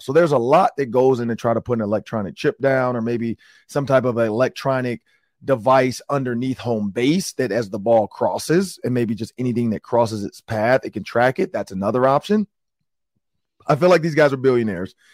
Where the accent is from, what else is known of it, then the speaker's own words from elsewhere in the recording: Detroit, Michigan, United States; I'm from Detroit